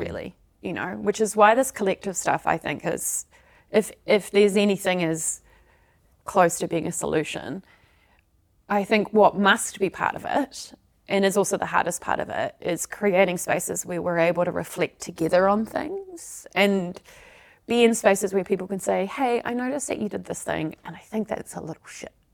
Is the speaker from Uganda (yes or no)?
no; South Africa; moved away; I'm originally from South Africa, so we're the Dutch of the South